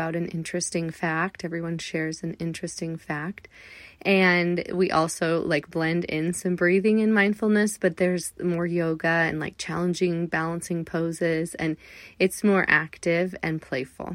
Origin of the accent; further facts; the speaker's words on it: Southern California, United States; moved away; I grew up in Southern California